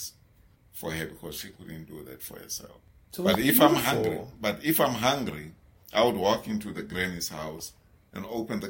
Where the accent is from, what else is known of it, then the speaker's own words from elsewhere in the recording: Johannesburg, Gauteng, South Africa; I was born and I grew up in a place called Tladi in Soweto.